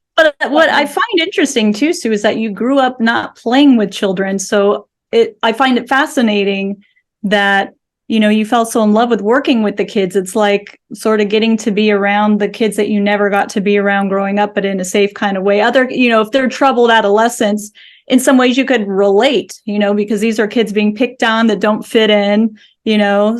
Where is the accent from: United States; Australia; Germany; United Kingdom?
United States; Southern California; I grew up in Southern California